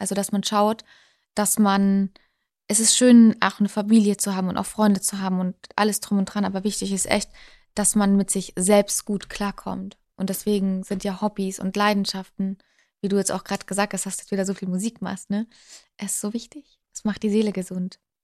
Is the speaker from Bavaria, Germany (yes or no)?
yes; Unterschleißheim, Bavaria, Germany; moved away as an adult; also born or lived in Dortmund; now in Munich, Germany; Ja, ich bin gebürtige Bayerin. Ich bin in München unter Schleißheim aufgewachsen